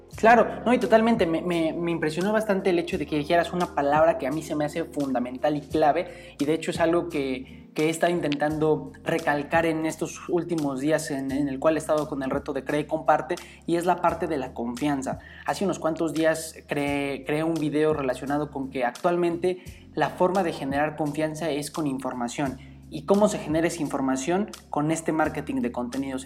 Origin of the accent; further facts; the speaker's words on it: Mexico; como estudiantes, como mexicanos